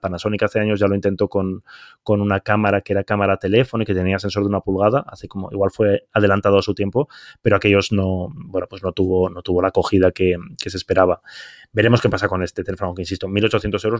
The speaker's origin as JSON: {"language": "Spanish", "region": "Basque Country", "country": "Spain", "moved": "yes", "lives_now": "Barcelona, Spain", "said": "yo como soy vasco"}